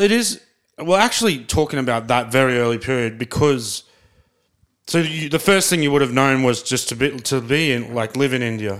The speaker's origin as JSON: {"language": "English", "town": "Brisbane", "region": "Queensland", "country": "Australia", "tie": "born or raised there", "said": "my hometown"}